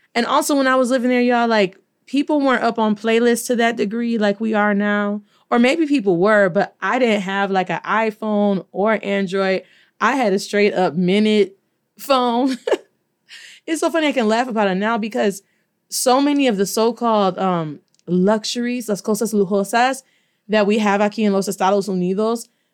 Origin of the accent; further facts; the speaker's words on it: Detroit, Michigan, United States; accent: North American; also born or lived in Kalamazoo, Michigan / Costa Rica; I'm from Detroit.